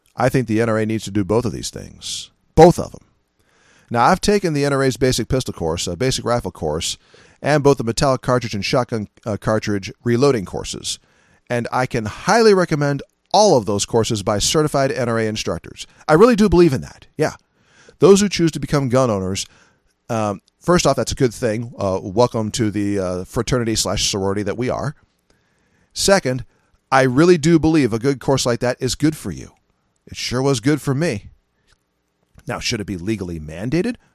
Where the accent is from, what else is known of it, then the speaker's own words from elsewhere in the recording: California, United States; moved away; I'm originally from California